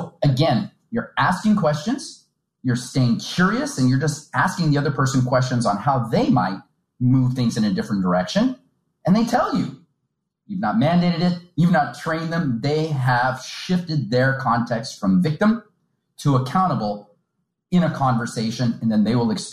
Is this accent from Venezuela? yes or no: no; United States; moved away as an adult; now in India; I'm a very direct American speaker. I was raised in the United States